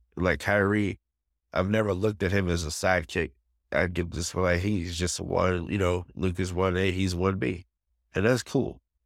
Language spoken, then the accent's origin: English; New York, United States; being a New Yorker